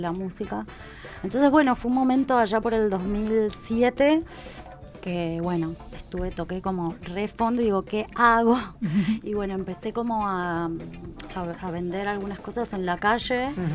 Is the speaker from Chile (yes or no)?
no; Mendoza, Argentina; moved away as an adult; now in Buenos Aires, Argentina; yo soy de Mendoza, un pueblo